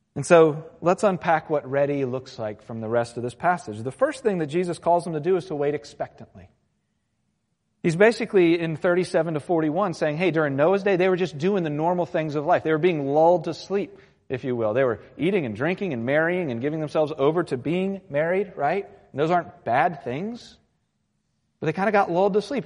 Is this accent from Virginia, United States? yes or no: yes; Virginia Beach, Virginia, United States; I grew up in Virginia Beach, and, and it's kind of Hurricane Alley in a sense.